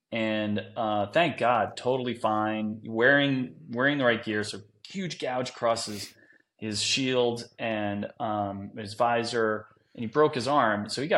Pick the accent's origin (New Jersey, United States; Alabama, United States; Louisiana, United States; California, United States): New Jersey, United States; Yeah, you know, I'm from Jersey, so I'm not surprised I run into a trunk one right off my bat in my career.